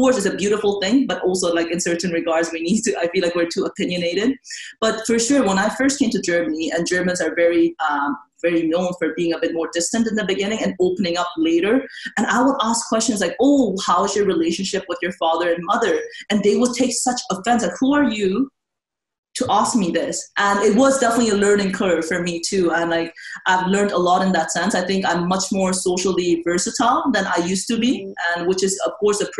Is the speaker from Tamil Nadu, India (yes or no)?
yes; Auroville, Tamil Nadu, India; moved away; sometimes I cannot believe I grew up in Oroville.